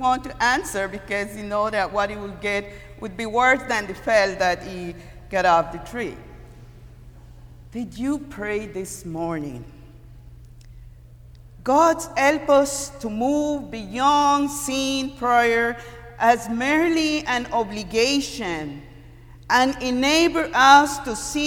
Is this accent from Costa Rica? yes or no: yes; Costa Rica; moved away; I'm from Costa Rica, and before high school, we were living in a very rural area, countryside, and we do a lot of climbing trees